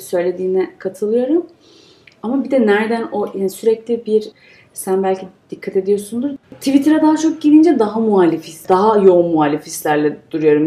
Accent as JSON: {"language": "Turkish", "country": "Turkey"}